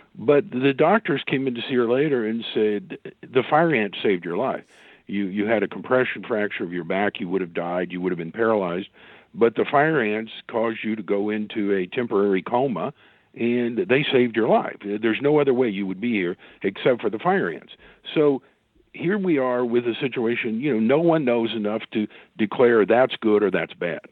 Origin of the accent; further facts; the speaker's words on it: Oklahoma, United States; my home state here in Oklahoma